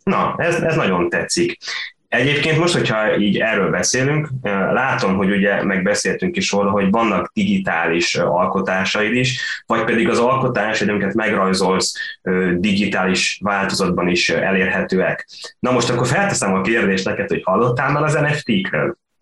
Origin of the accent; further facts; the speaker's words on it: Sopron, Győr-Moson-Sopron, Hungary; én Soproni vagyok